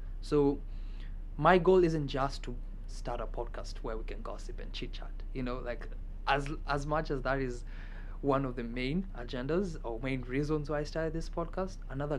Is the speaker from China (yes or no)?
no; Kenya; now in United States; I am a second year student at Michigan State University, and I am originally from Kenya.